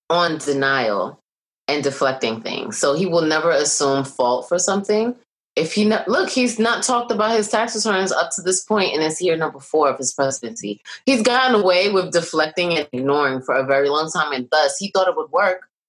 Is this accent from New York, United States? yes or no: yes; Brooklyn, New York, United States; from Brooklyn, and I'm from Brooklyn.